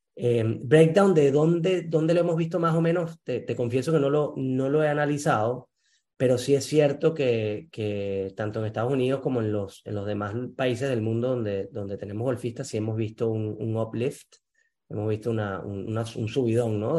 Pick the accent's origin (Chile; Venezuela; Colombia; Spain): Venezuela; moved away; en el Junco Golf Club, en Venezuela, donde yo nací